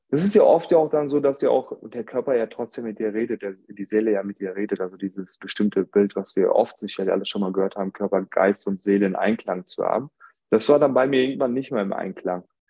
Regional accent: Germany; ich bin in Deutschland geboren und ähm, gewisse Zeit habe ich aber mit meinen Großeltern ähm, verbracht äh, in meiner Kindheit.

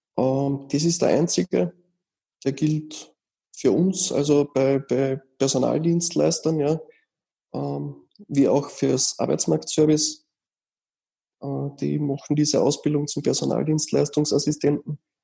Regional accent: Austria; bei uns in Österreich

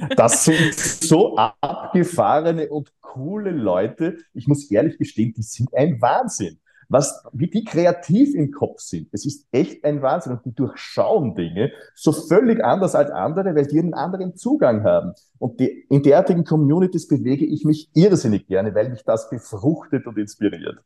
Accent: Austria; ich bin äh, auf dem Land aufgewachsen, Grenze Niederösterreich, Oberösterreich in den 1970er Jahren

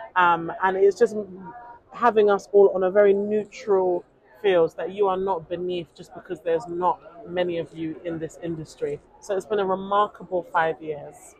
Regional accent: United Kingdom; also born or lived in Nigeria; I am a British Nigerian journalist

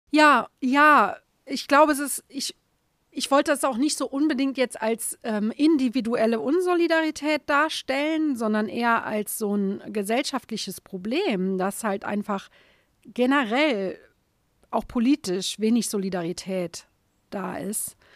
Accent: Saarland, Germany; im Saarland die Häuser zu sehen, wo ich herkomme

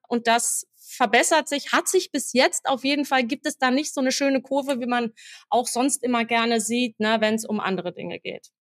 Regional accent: near Marburg, Central Hesse, Germany; moved away as an adult; now in Essen, Germany; ich komme ursprünglich eigentlich aus dem schönen Hessen, Mittelhessen, also bei Marburg

